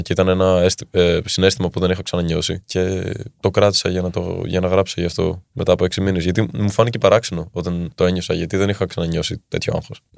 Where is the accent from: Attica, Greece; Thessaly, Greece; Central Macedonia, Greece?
Attica, Greece; Athens; Είμαι από την Ελλάδα. Είμαι μισό Έλληνα, μισό Δανό. Εδώ μεγάλωσα όμω και εδώ γεννήθηκα στην Ελλάδα.